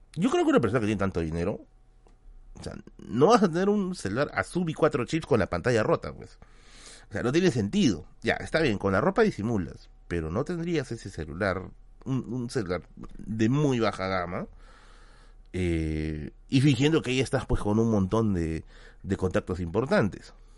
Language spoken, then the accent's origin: Spanish; Lima, Peru; yo soy de Villa El Salvador